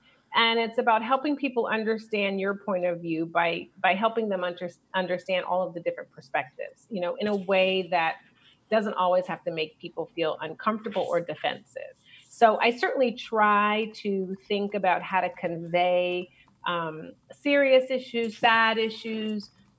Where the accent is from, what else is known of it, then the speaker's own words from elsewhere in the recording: Brooklyn, New York, United States; also born or lived in Chicago; now in California, United States; I was born in Chicago and then I lived in New York because my mother is an actress. And so she moved us to Brooklyn before it was hip to try to make it in the business.